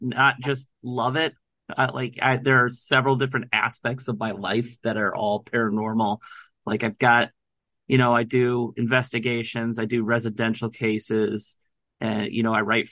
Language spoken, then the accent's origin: English; Northern Ohio, United States; now in Indiana, United States; I grew up in Northern Ohio